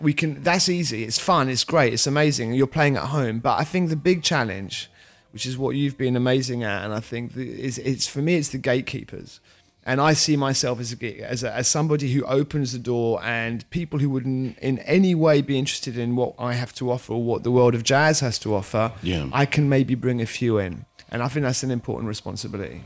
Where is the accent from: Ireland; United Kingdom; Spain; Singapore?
United Kingdom; London; also born or lived in France / Switzerland; i'm french actually half french half swiss lived in london from very young age I mean, I wouldn't consider myself English, French, or Swiss. I'd consider myself a Londoner.